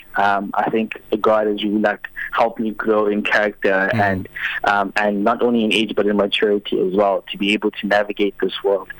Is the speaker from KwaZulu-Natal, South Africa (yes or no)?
no; Uitenhage, Eastern Cape, South Africa; also born or lived in Port Elizabeth (Gqeberha); now in Gqeberha, South Africa; I was born in Uitenhage, a town just outside of Port Elizabeth, which is now Eqeberha.